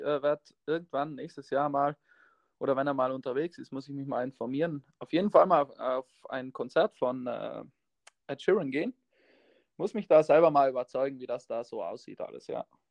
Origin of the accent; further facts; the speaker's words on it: South Tyrol, Trentino-Alto Adige, Italy; accent: South Tyrolean dialect; wir kommen aus Südtirol und wir haben den Dialekt